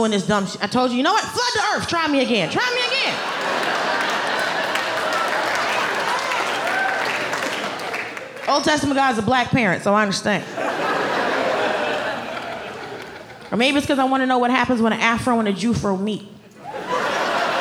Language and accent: English; Atlanta, Georgia, United States; moved away as an adult; also born or lived in Los Angeles / New York City; I grew up in Atlanta